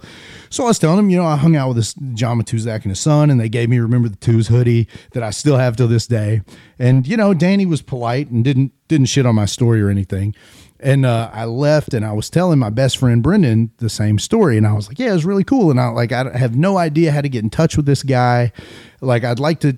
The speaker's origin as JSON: {"language": "English", "town": "San Francisco", "region": "California", "country": "United States", "tie": "born or raised there", "said": "I was born in San Francisco"}